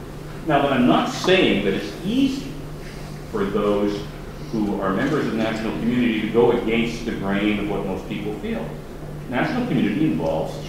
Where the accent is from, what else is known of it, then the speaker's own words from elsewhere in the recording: Toronto, Ontario, Canada; moved away; my hometown, Toronto